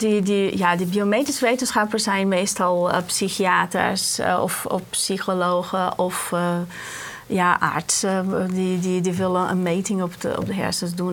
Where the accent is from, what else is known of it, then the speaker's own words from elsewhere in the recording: Brazil; moved away as an adult; now in Netherlands; ik kom uit Brazilië vandaan